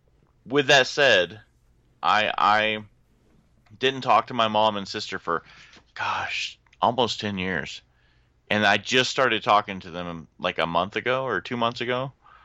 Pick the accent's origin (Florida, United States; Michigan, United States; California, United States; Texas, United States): Florida, United States; Orlando; now in Charleston, United States; I came from Orlando and came to Charleston, so came from Southern Baptist is where I came from.